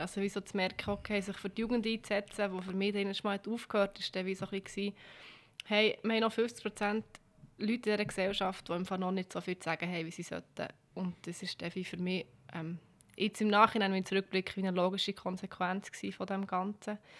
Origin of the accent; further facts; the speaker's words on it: Bern, Switzerland; Ich bin zu Bern auf die Welt gekommen, ich bin in Langasse aufgewachsen.